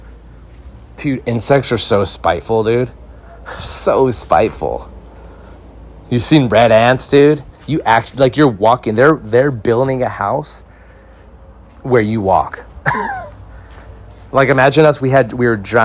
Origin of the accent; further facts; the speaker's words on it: Santa Clarita, California, United States; This pizza place we went to growing up in Santa Clarita, we'd order it every Friday